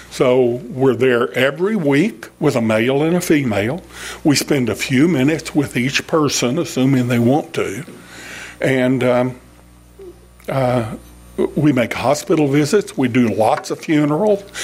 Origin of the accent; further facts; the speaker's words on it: Fort Worth, Texas, United States; I was born in Fort Worth. My grandfather was in Fort Worth. My father worked in Fort Worth. And I started off working at Bell Helicopter in Fort Worth